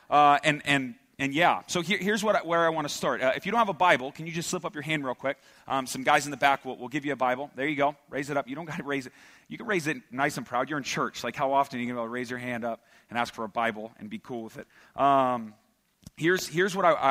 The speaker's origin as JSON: {"language": "English", "country": "United States", "tie": "born or raised there", "said": "I was born and raised here in the Valley"}